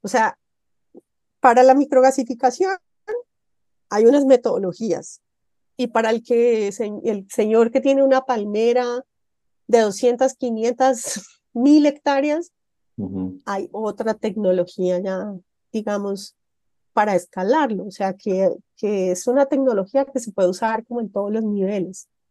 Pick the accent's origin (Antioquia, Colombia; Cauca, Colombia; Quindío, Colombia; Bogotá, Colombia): Quindío, Colombia; Montenegro; en mi pueblo, en el Quindío, allá en Montenegro